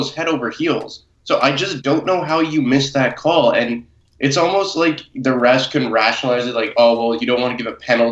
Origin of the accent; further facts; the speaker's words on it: United States; me being American